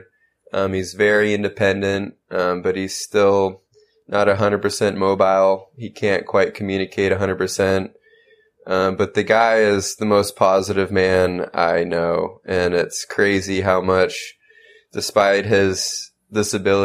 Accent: San Diego, California, United States; I was born and raised in San Diego, California.

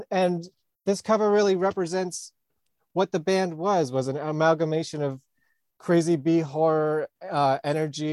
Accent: New York, United States; I'm actually from New York

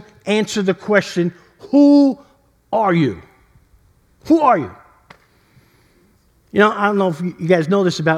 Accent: New York City, New York, United States; growing up in East Harlem

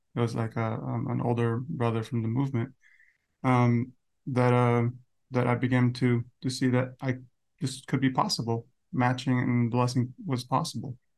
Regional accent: Las Vegas, Nevada, United States; from, uh, Las Vegas, twenty-nine.

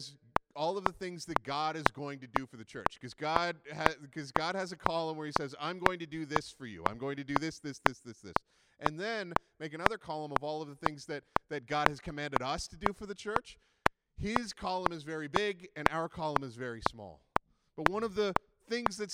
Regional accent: Canada; we're very Canadian

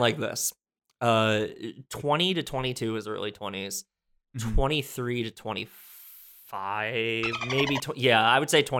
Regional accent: New Jersey, United States; now in New York City, United States; I am a writer and musician who lives in New York City. I'm originally from New Jersey, and I have lived all over the country

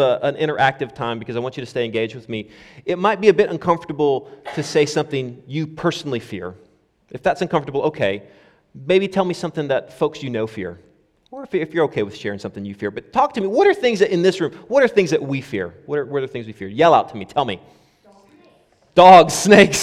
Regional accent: United States; moved away; when I was a kid growing up in the States

